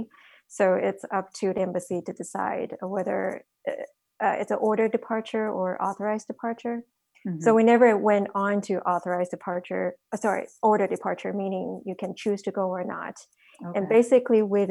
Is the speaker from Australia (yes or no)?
no; Taiwan; now in United States; I'm originally from Taiwan, so my family was impacted very early on